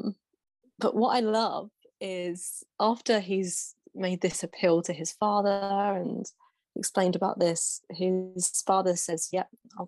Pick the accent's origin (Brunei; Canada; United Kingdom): United Kingdom; England; as an English Westerner growing up in the time that I did